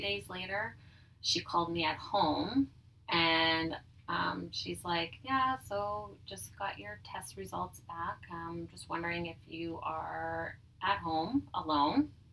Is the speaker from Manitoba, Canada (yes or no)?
yes; Dugald, Manitoba, Canada; also born or lived in Oak Bank, Manitoba; now in Winnipeg, Canada; I grew up in Dugald, Manitoba, so small city or small city, small town outside of Winnipeg